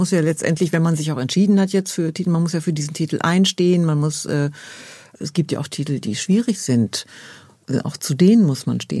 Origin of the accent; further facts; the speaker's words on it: Dortmund, North Rhine-Westphalia, Germany; ich komme ja aus Dortmund